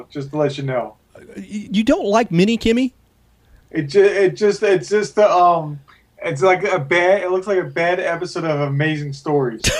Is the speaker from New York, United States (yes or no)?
yes; New York, United States; I don't need rear view mirrors. I'm from New York.